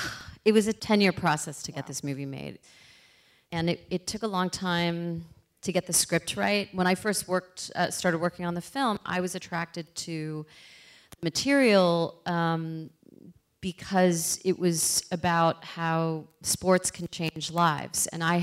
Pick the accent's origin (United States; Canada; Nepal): Canada; Toronto, Ontario; I'm from Toronto